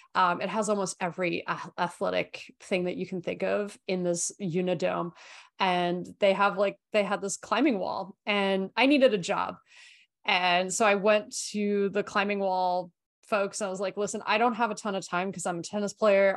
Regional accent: Australia; I grew up in Australia

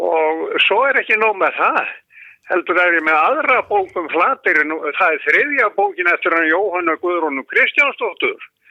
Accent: Iceland; við vorum allast upp í Reykja

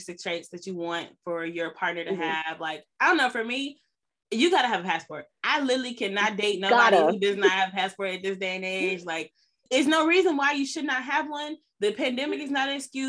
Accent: United States; also born or lived in New York; now in Los Angeles, United States; I was born in America

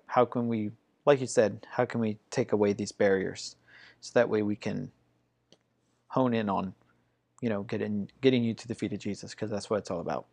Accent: Ohio, United States; moved away; also born or lived in Georgia; I grew up in Ohio

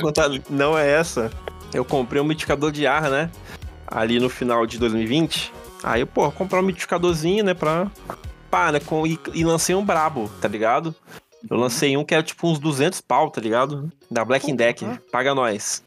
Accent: Vila Velha, Espírito Santo, Brazil; minha, minha infância foi no Praia da Costa

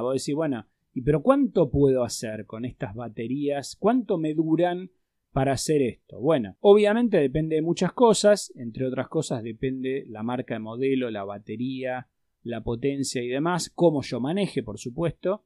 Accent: Argentina

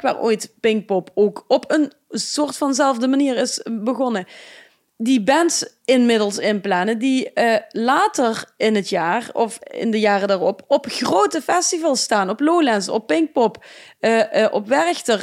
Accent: Geleen, Limburg, Netherlands; ik kom uit Geleen.

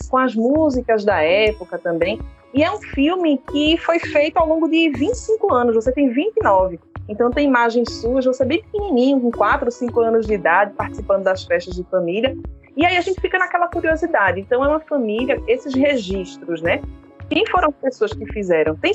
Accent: Recife, Pernambuco, Brazil; Eu, como mulher de, de periferia, sou de Casa Amarela, né, já morei em Água Fria

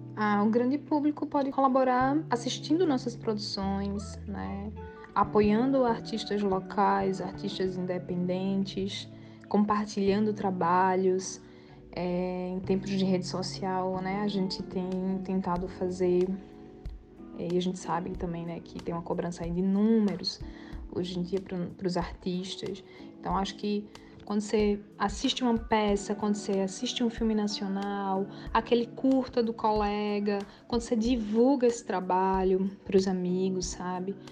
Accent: Limoeiro, Pernambuco, Brazil; moved away as an adult; also born or lived in Recife; eu sou natural de Limoeiro, uma cidade do Agreste de Pernambuco

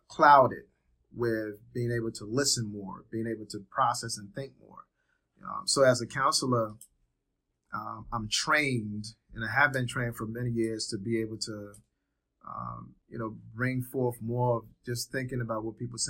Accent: Trenton, New Jersey, United States; moved away as an adult; also born or lived in Liberia; now in Georgia, United States; lived in Trenton, New Jersey when I came to this country. Grew up in Trenton, New Jersey.

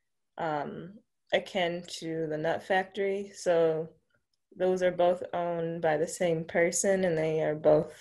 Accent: Milwaukee, Wisconsin, United States; I grew up here on the north side of Milwaukee. I've been here all my life

